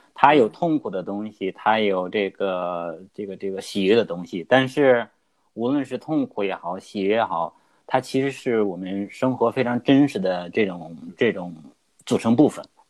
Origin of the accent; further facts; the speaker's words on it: Hebei, China; moved away as an adult; also born or lived in Beijing; now in Australia; 当然因为我们都是河北人嘛